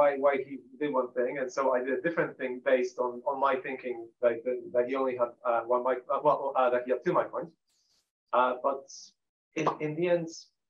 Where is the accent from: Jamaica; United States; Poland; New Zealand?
Poland; I'm Polish